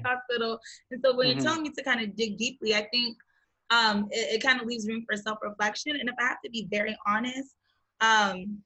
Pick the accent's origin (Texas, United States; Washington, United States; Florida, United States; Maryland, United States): Maryland, United States; also born or lived in Boston / New York / Accra; I was born and raised in Maryland.